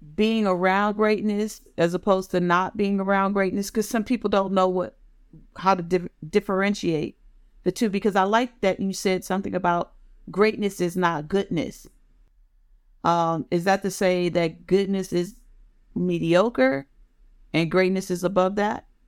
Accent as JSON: {"language": "English", "country": "United States", "tie": "born or raised there", "said": "my area where I grew up in Maryland and Washington, D C."}